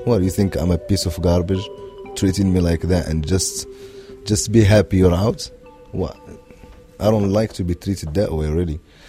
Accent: Morocco; now in United States; I am from Morocco. I am not from Palestine. I am not from Afghanistan. I'm not an Iraqi.

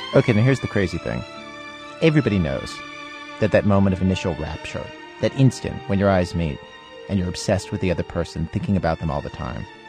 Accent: East Coast, United States; as a kid growing up on the East Coast in the 1970s

